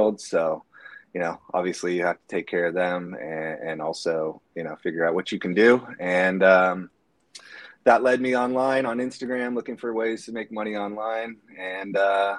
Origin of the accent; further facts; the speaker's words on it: Bay Area, north of San Francisco, California, United States; I am from the Bay Area, San Francisco, just north of San Francisco, across the Golden Gate. And I've lived here my whole life, except for when I went away for college